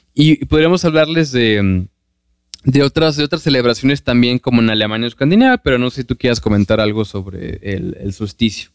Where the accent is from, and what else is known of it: Mexico